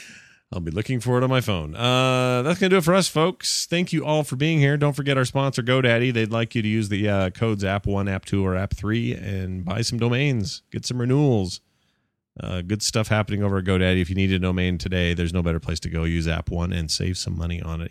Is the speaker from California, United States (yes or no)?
no; Sandy, Utah, United States; That's where I grew up, too